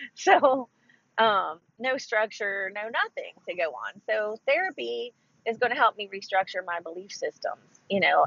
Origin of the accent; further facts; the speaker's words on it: Ohio, United States; moved away as an adult; now in Texas, United States; I'm from originally from Ohio